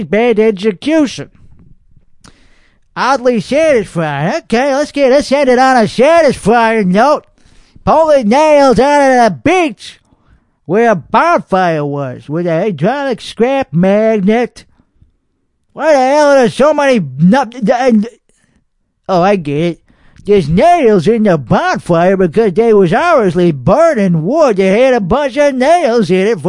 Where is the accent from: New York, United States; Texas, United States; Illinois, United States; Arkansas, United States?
Texas, United States; Austin; born or raised there; accent: Texas